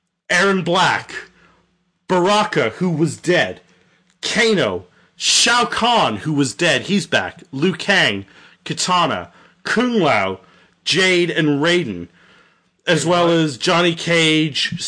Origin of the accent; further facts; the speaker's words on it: Canada; I'm Canadian